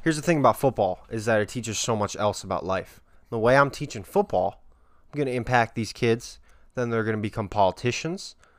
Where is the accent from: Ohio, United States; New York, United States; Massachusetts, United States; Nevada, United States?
Nevada, United States; Las Vegas; growing up in Vegas